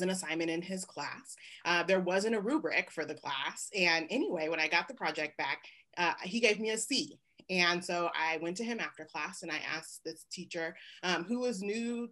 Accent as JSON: {"language": "English", "town": "Oakland", "region": "California", "country": "United States", "tie": "born or raised there", "moved": "as an adult", "lives_now": "Lawrence, Kansas, United States", "said": "growing up in the Bay Area"}